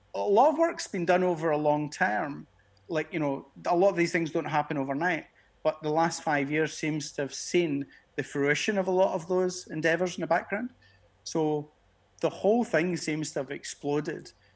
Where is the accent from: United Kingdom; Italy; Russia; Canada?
United Kingdom; Glasgow, Scotland; moved away as an adult; now in Geneva, Switzerland; I'm a Glasgow guy. Being being Scottish